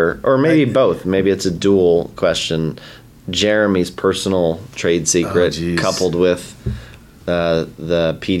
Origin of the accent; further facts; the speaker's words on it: Cleveland, Ohio, United States; now in Pittsburgh, United States; I'm from Cleveland